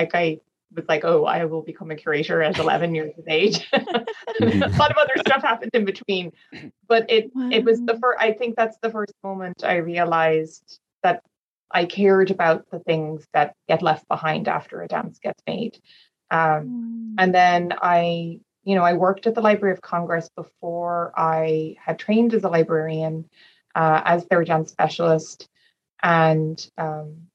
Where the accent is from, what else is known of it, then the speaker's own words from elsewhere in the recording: Dublin, Leinster, Ireland; I am from Ireland. I come from Dublin